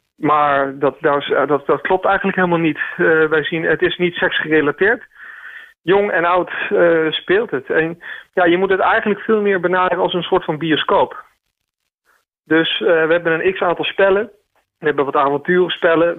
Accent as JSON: {"language": "Dutch", "region": "Groningen", "country": "Netherlands", "also_born_or_lived": "Amsterdam", "moved": "yes", "said": "mijn roots liggen in Groningen"}